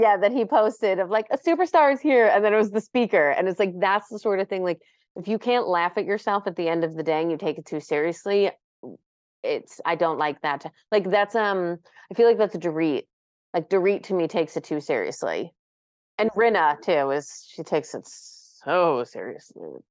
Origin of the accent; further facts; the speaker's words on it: New York, United States; We're both from New York